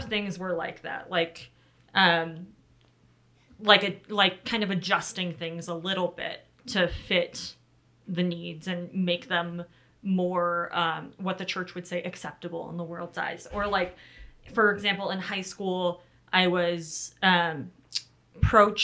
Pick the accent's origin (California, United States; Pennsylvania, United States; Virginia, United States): California, United States; I grew up in California to a very faithful, committed LDS family